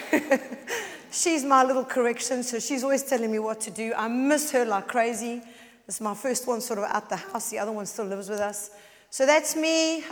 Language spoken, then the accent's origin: English; South Africa; accent: South African; moved away as an adult; now in United Kingdom; I am South African, as you can all hear